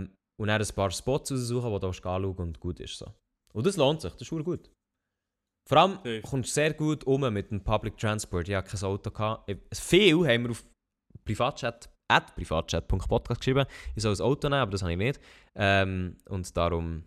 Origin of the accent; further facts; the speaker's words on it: Switzerland; in dem Dorf, wo ich aufgewachsen bin, das war halt recht gut mit dem Zug angeschlossen gewesen